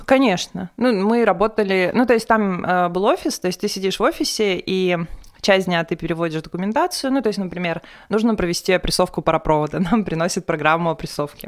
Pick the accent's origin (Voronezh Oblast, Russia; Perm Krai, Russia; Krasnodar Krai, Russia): Perm Krai, Russia; Perm; moved away; из Перми